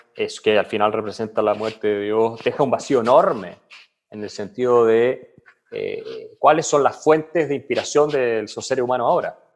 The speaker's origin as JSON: {"language": "Spanish", "town": "Villarrica", "region": "Araucanía", "country": "Chile", "tie": "born or raised there", "also_born_or_lived": "Santiago, Chile / Heidelberg, Germany", "moved": "yes", "said": "yo crecí en Villarrica, llegué a Santiago"}